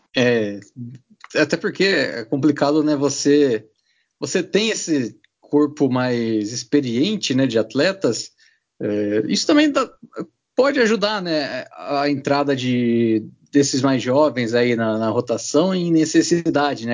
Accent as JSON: {"language": "Portuguese", "town": "Bauru", "region": "São Paulo", "country": "Brazil", "said": "Eu sou de Bauru"}